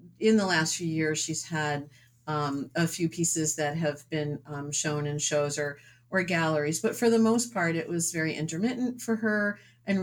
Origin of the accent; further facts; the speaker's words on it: suburbs of New York City, United States; moved away as an adult; also born or lived in Dover-Foxcroft, Maine / Connecticut / Rhode Island / Massachusetts; now in New Hampshire, United States; I grew up in the suburbs of New York City